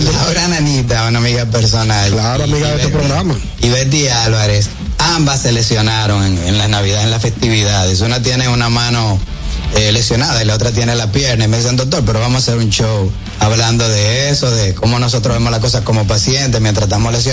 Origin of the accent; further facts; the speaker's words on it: La Vega, Dominican Republic; Yo nací en La Vega